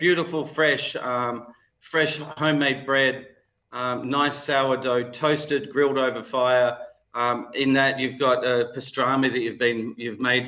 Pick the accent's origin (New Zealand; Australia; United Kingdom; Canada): Australia; Melbourne, Victoria; I'm from Melbourne, but I have a Swiss background, a Yugoslav background